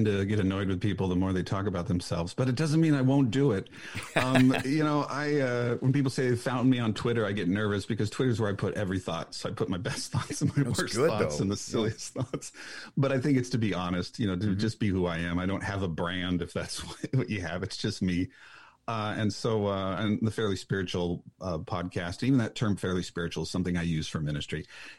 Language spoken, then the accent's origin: English; Washington, United States; a city outside of Seattle, but when you say that, people go, I have no idea what that is. So you say, I'm from Seattle.